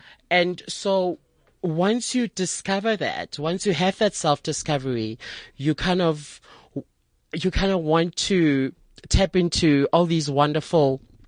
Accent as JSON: {"language": "English", "town": "Soweto", "region": "Gauteng", "country": "South Africa", "tie": "born or raised there", "said": "I'm a Sowetan."}